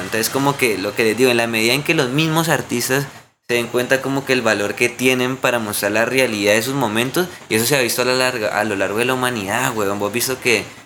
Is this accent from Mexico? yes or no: no; Colombia